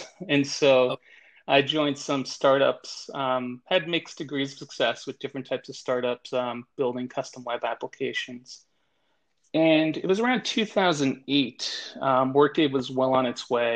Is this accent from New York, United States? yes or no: yes; New York, United States; now in Miami, United States; born and raised in New York, and relocated down to Miami in the mid-late 90s